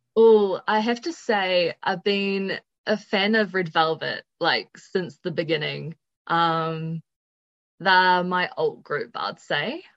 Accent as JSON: {"language": "English", "town": "Upper Hutt", "region": "Wellington", "country": "New Zealand", "tie": "born or raised there", "said": "I'm originally from Upper Hutt, but most of the time I spend my life in Wellington. So, but I've been here all my life pretty much"}